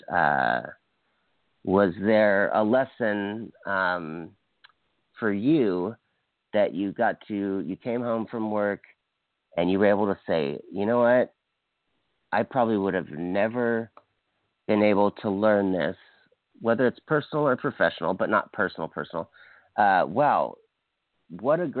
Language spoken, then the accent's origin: English; Hawaii, United States; I'm from Hawaii